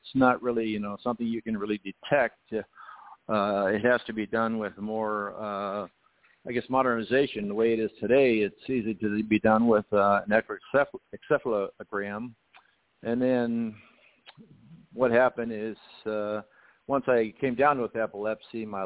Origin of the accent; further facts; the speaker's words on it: El Cajon, California, United States; also born or lived in San Diego, California; I was born in San Diego, California, and, of course, I grew up in San Diego area, mostly in El Cajon